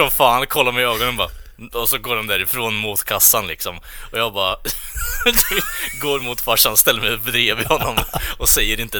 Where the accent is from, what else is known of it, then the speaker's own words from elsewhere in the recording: Norrland, Sweden; vi är från Norrland